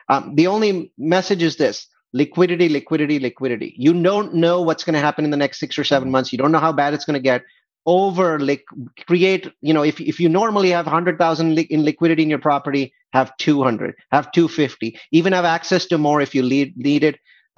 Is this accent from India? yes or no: yes; India; now in United States; India, I came from India, is 2 to 3x more expensive as a percentage of salaries as the US is